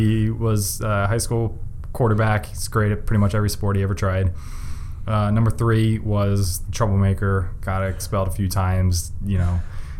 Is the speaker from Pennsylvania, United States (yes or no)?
yes; East Lansdowne, Pennsylvania, United States; also born or lived in Drexel Hill, Pennsylvania; I grew up in the suburbs of Philly in East Lansdowne. Which is, I mean, it's the suburb of Philly